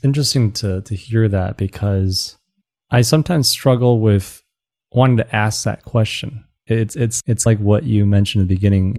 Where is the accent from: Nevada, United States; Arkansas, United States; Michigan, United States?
Michigan, United States; Southeast; also born or lived in China; I grew up in Southeast Michigan